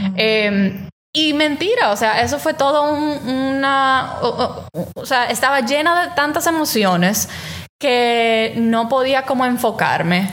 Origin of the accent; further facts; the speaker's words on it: Dominican Republic; moved away as an adult; now in Rochester, United States; de República Dominicana, que es de donde yo soy